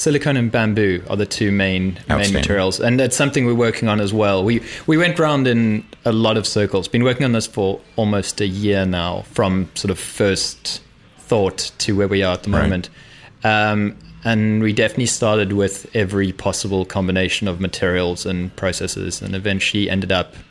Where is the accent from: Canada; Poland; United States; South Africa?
South Africa; moved away as an adult; also born or lived in London; I'm South African, so I left university there.